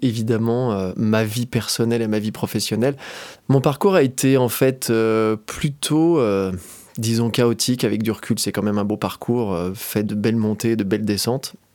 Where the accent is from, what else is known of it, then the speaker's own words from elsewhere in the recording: Doussard, Auvergne-Rhône-Alpes, France; also born or lived in Annecy; je suis originaire d'Annecy, j'ai grandi à Doussard